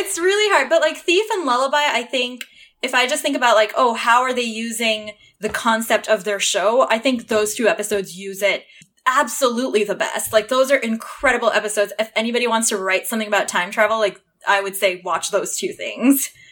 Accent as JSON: {"language": "English", "town": "Toronto", "region": "Ontario", "country": "Canada", "tie": "born or raised there", "moved": "yes", "said": "I grew up in Toronto"}